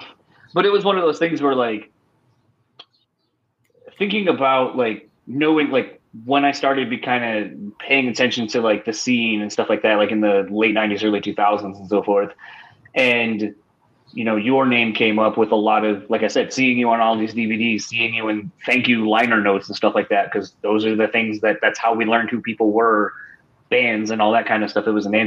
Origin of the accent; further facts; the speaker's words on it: Delaware, United States; moved away; originally I'm from the East Coast, like out in Delaware